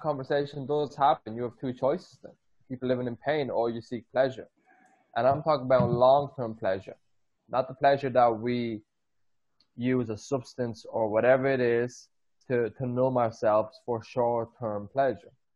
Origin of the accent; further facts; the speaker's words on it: Ireland; moved away; I grew up 12 years in Ireland.